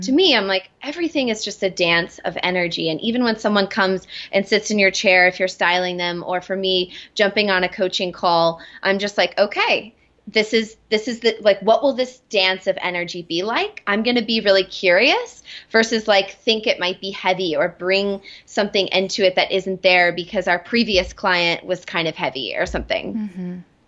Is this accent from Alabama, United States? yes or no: no; Florida, United States; moved away as an adult; also born or lived in Atlanta / Colorado; I was raised in Florida